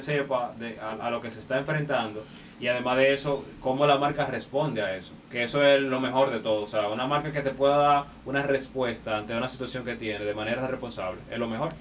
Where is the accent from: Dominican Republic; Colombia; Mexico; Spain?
Dominican Republic